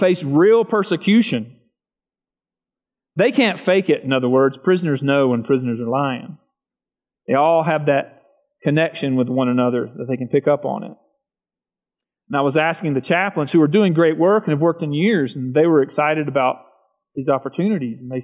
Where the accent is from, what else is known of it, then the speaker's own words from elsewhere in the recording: the South, United States; I grew up in the South, rural South.